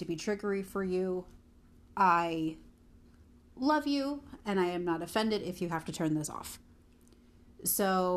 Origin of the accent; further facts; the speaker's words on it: Somerset, New Jersey, United States; I am from Somerset, New Jersey